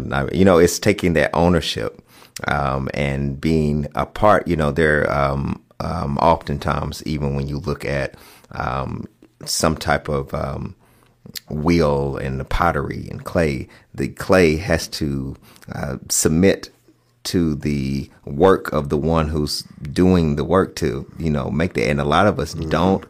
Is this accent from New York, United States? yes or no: no; Kentucky, United States; I grew up having a garden in our backyard when I was growing up in Western Kentucky.